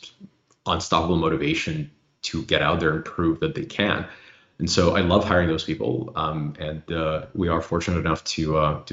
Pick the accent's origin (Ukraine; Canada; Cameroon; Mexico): Ukraine; also born or lived in Illinois; now in United States; where I grew up in Soviet Union